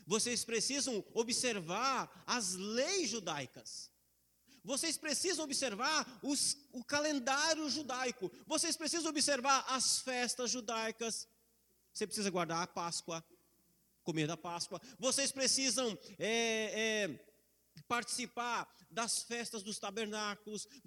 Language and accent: Portuguese; Brazil